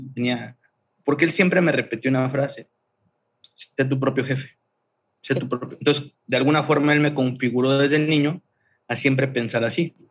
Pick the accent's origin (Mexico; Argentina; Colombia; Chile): Mexico; Tuxtla Gutiérrez, Chiapas; moved away as an adult; also born or lived in Mérida; soy originario de Chiapas, de Tuxtla Gutiérrez, Chiapas